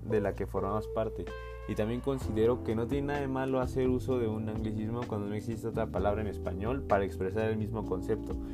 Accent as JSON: {"language": "Spanish", "country": "Mexico", "said": "como mexicanos"}